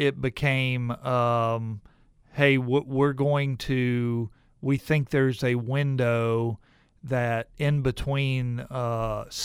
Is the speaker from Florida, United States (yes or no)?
yes; Lakeland, Florida, United States; moved away as an adult; also born or lived in Norfolk, Virginia / Virginia Beach, Virginia / Hickory, North Carolina; Well, I actually was born in Norfolk, Virginia, and I lived there in Virginia Beach to the fifth grade and then moved to Lakeland, Florida. So, you know, I went to late elementary, junior high, and high school in Lakeland. Okay. That's really home for me